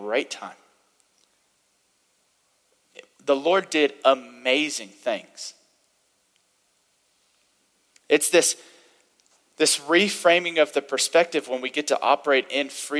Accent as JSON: {"language": "English", "region": "the Bible Belt", "country": "United States", "tie": "born or raised there", "said": "I had the privilege of growing up in the Bible Belt a little bit to where it was part of the culture."}